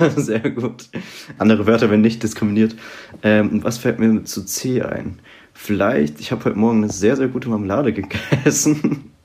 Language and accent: German; Rhineland-Palatinate, Germany; moved away as an adult; now in Mainz, Germany; ich komme ursprünglich aus der Südpfalz